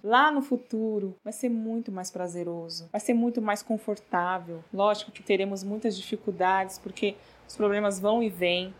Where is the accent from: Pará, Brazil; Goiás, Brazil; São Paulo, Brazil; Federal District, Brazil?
São Paulo, Brazil; sou de São Paulo